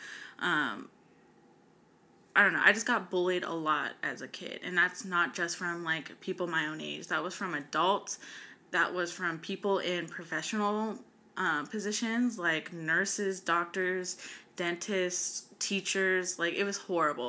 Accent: West Coast, United States; born or raised there; also born or lived in North Carolina

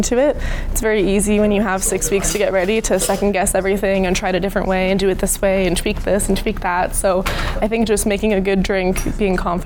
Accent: Edmonton, Alberta, Canada; now in Victoria, Canada; I'm from Edmonton originally, but I am currently living and working in Victoria, British Columbia.

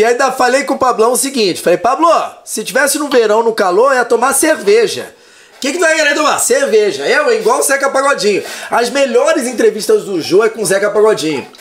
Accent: Rio de Janeiro, Brazil; moved away as an adult; also born or lived in São Paulo / Minas Gerais / Curitiba / Brasília; now in Cascavel, Brazil; nascido e criado no Rio de Janeiro, aí com 26 anos fui para Minas Gerais, depois eu fui para Curitiba, Brasília e agora Cascavel.

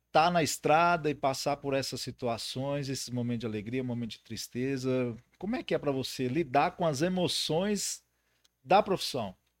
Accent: north of Minas Gerais, Brazil; eu sou do norte de Minas

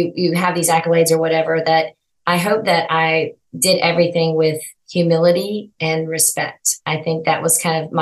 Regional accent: Kernersville, North Carolina, United States; growing up in Kernersville was just a wonderful childhood

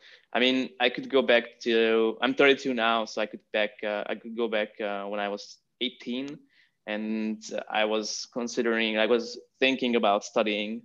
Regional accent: Hungary; moved away as an adult; also born or lived in Vienna, Austria; now in Barcelona, Spain; I'm originally from Hungary. I was born and raised in Hungary, went to university there

